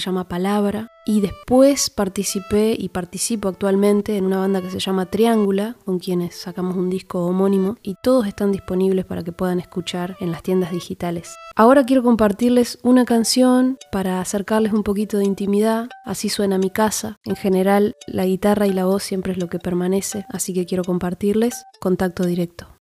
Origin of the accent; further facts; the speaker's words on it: Gualeguaychú, Entre Ríos, Argentina; soy nacida en Gualeguaychú, Entre Ríos